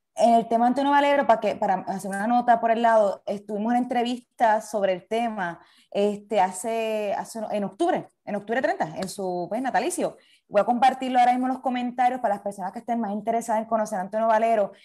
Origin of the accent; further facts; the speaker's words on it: Ponce, Puerto Rico; como ponceña